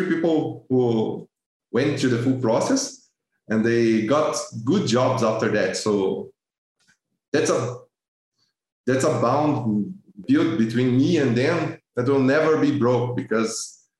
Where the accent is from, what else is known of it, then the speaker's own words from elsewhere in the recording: Brazil; English is a second language; I'm from Brazil.